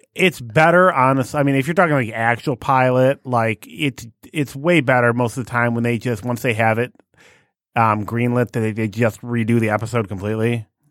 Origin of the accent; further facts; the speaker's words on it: United States; I'm an American